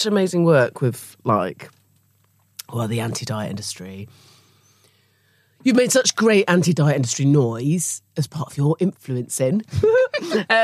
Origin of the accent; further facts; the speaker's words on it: Dorset, South West England, United Kingdom; moved away; Where I grew up in Dorset by the Sea